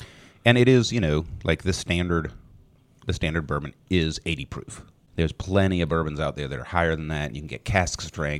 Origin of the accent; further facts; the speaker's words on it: Scotland, United Kingdom; I'm Scottish. I can't just drink a shot.